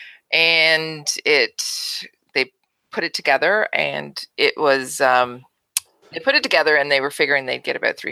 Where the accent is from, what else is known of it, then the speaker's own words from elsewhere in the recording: Kingston, Ontario, Canada; We're both from Kingston